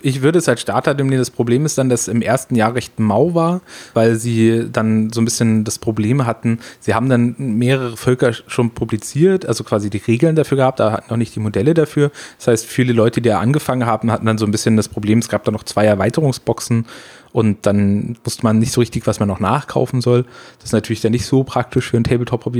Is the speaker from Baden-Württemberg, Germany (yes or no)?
yes; Freiburg im Breisgau, Baden-Württemberg, Germany; also born or lived in Frankfurt; wo ich herkomme, vielleicht auch noch ganz wichtig, unten im schönen Freiburg, äh, in Breisgau, das ist unten im Dreiländereck